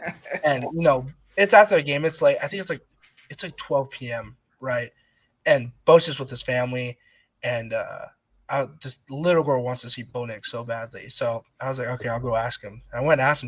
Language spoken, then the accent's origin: English; Utah, United States; moved away as an adult; now in Oregon, United States; growing up in Utah